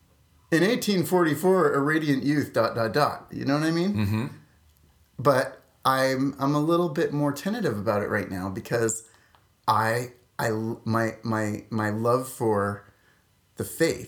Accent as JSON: {"language": "English", "town": "Saskatoon", "region": "Saskatchewan", "country": "Canada", "said": "Saskatoon, Saskatchewan. That's a real place."}